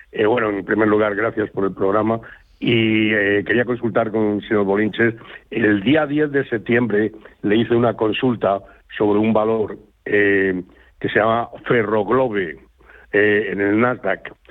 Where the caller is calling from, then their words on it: Madrid, Community of Madrid, Spain; Buenos días … de Madrid.